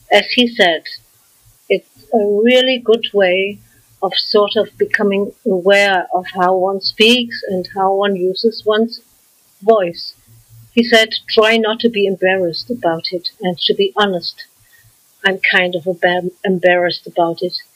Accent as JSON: {"language": "English", "town": "Frankfurt", "region": "Hesse", "country": "Germany", "tie": "born or raised there", "accent": "German", "second_language": "English", "said": "I'm German, and I think I can't deny it because of my German accent. I was born and grew up in Frankfurt"}